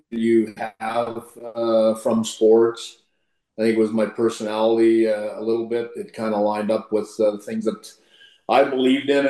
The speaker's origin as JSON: {"language": "English", "town": "Plenty", "region": "Saskatchewan", "country": "Canada", "also_born_or_lived": "Michigan", "said": "I'm, I'm from Plenty, Saskatchewan."}